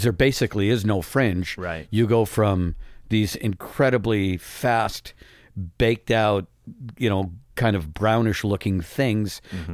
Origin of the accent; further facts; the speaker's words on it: Midwest, United States; growing up in the Midwest